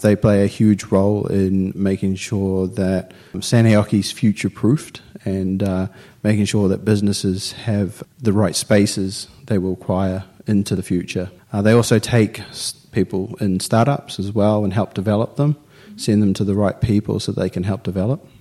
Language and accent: English; New Zealand; now in Finland; I'm from New Zealand